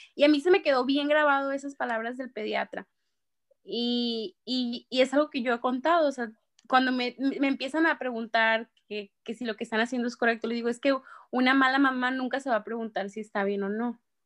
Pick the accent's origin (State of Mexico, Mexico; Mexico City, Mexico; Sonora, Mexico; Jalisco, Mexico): Sonora, Mexico; Empalme; soy de Empalme, Sonora, tengo 29